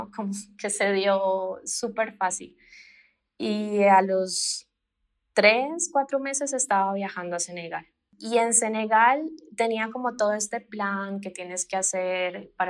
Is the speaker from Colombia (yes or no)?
yes; Colombia; moved away as an adult; now in Mexico; Sí, bueno, pues … eh, soy colombiana, llevo como cinco años viviendo en México eh, llegué acá, bueno, terminé la licenciatura en Colombia